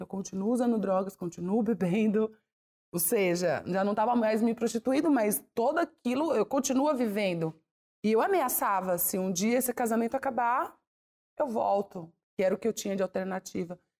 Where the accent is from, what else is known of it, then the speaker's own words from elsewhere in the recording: Fortaleza, Ceará, Brazil; also born or lived in Maranhão; nós saímos do Maranhão, nós éramos em quatro, e minha mãe foi para Fortaleza